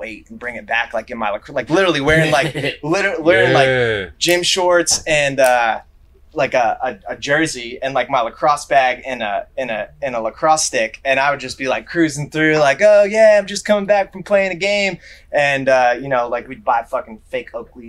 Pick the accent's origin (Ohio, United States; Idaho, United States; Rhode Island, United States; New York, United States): Rhode Island, United States; Southern; moved away as an adult; also born or lived in Colorado / California / Washington; now in Louisville, United States; I'm from Rhode Island. I'm from Southern Rhode Island, like a beach community, kind of like south of Providence